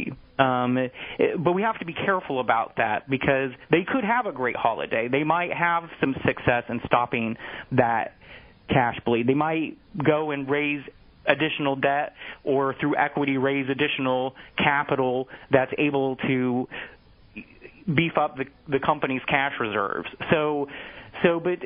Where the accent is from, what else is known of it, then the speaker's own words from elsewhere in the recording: North Missouri, United States; now in New York City, United States; I'm from the Midwest, so I grew up in North Missouri.